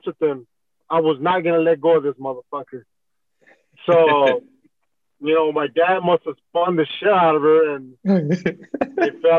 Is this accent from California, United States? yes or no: yes; Huntington Park, California, United States; also born or lived in East Los Angeles, California; I grew up in Huntington Park, and then moved to East LA when I was 10 years old with my dad